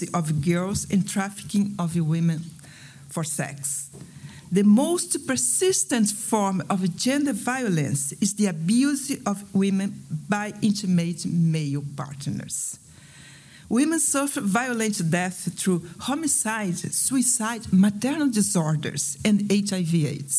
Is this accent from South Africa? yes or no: yes; South Africa; I'm from South Africa